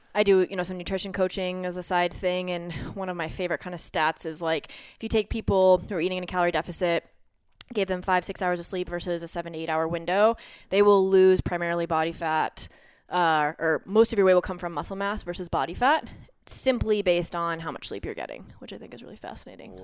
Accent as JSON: {"language": "English", "town": "Lakewood", "region": "Colorado", "country": "United States", "tie": "born or raised there", "moved": "as an adult", "said": "I am born and raised, uh, Lakewood, Colorado, so right here, right outside of Denver"}